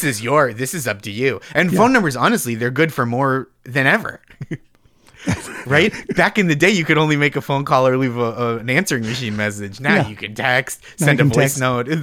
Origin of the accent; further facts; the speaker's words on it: Stoneham, Massachusetts, United States; I grew up in Stoneham, Massachusetts.